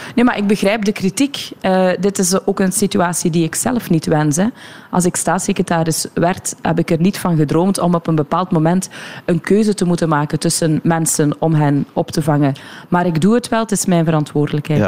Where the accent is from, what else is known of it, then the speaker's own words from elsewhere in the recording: Sint-Gillis-Waas, Flanders, Belgium; We zitten hier nu in De Klingen, dat is mijn geboortedorp. Mijn ouders wonen hier nog